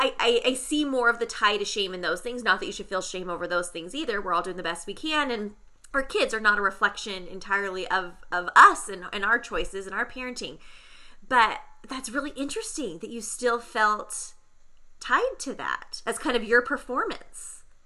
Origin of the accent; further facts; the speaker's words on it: San Diego, California, United States; I grew up in San Diego as well